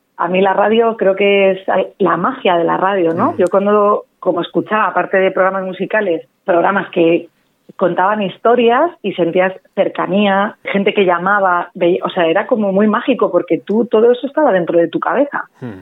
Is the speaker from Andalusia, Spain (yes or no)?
no; Madrid, Community of Madrid, Spain; also born or lived in London; Soy española, ¿de dónde? ¿De Barcelona? pues no, soy de Madrid